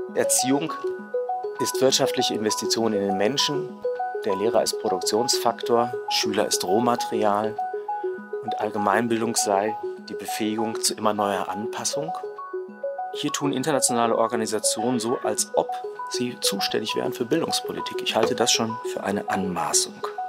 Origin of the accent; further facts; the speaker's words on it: Cologne, North Rhine-Westphalia, Germany; Ich komme ja aus Köln